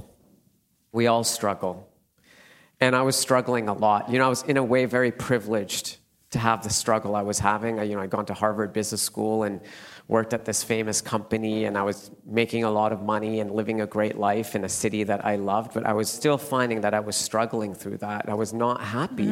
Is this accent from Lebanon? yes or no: no; Calgary, Alberta, Canada; now in London, United Kingdom; I grew up in Canada, in Calgary, which is about 1 hour from the Rocky Mountains.